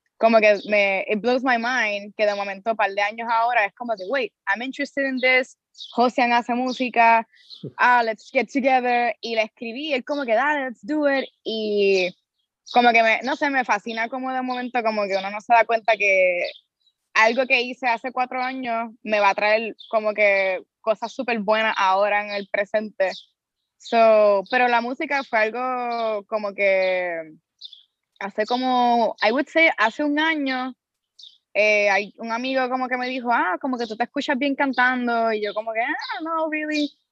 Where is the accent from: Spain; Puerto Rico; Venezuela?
Puerto Rico; Carolina; soy de Carolina.